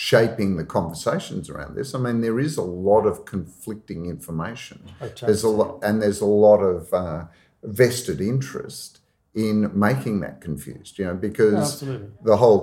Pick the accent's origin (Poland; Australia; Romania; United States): Australia; I come from Australia where we had a Prime Minister bring a lump of coal into Parliament